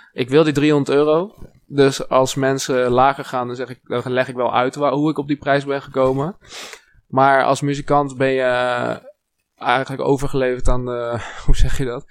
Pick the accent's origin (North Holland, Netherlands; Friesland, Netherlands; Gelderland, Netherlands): Gelderland, Netherlands; Wageningen; ik kom uit Wageningen, dat is heel lokaal